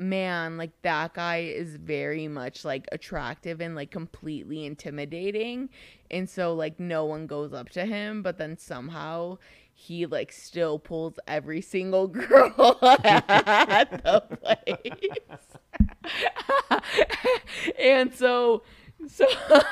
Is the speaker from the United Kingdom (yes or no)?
no; Mexico; now in United States; I'm more so from Mexico.